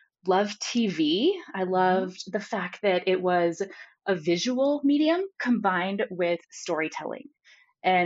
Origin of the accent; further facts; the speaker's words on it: South Florida, United States; I grew up in South Florida